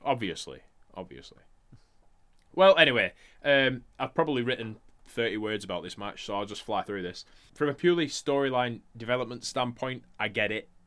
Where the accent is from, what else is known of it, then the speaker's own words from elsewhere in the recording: Blackburn, North West England, United Kingdom; we're from Blackburn